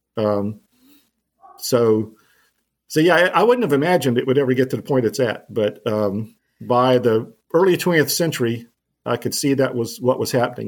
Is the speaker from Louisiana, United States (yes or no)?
yes; New Orleans, Louisiana, United States; also born or lived in Vermont; now in Arkansas, United States; I grew up in New Orleans in the in the Ninth Ward